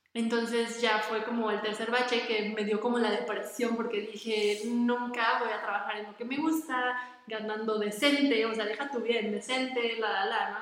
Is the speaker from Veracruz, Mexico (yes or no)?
no; Toluca, State of Mexico, Mexico; yo nací aquí en Toluca, o sea, yo soy de Toluca, aquí he vivido toda mi vida